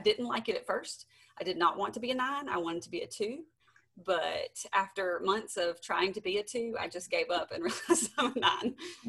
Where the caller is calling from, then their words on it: Spanish Fort, Alabama, United States; I am calling in from Spanish Fort, Alabama, on the coast of Alabama.